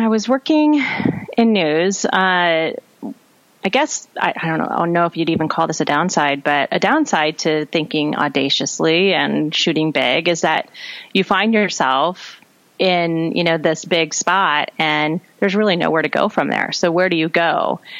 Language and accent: English; South Dakota, United States; moved away; I grew up in South Dakota and I'm a third and um, third and fourth generation South Dakotan